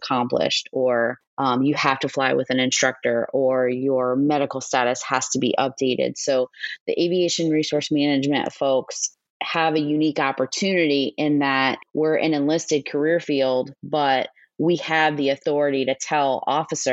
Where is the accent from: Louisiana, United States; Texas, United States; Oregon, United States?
Louisiana, United States; New Orleans; moved away as an adult; also born or lived in Mountain Home Air Force Base, Idaho; I was born and raised in New Orleans, Louisiana.